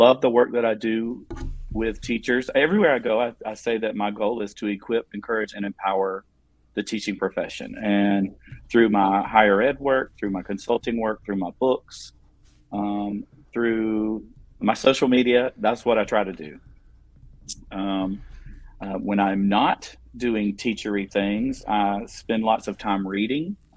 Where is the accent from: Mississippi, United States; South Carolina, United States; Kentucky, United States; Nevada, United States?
South Carolina, United States; accent: southern twang; I'm an educator from South Carolina. I'm sure you can hear the southern twang in my voice